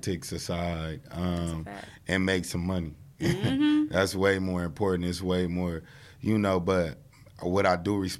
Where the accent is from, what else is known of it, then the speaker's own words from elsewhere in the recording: Long Beach, California, United States; growing up in Long Beach is a great place